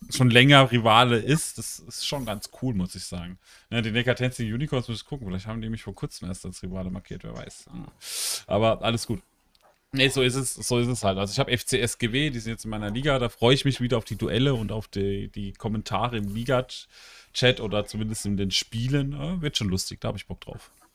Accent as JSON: {"language": "German", "town": "Karlsruhe", "region": "Baden-Württemberg", "country": "Germany", "said": "ich bin aus Karlsruhe"}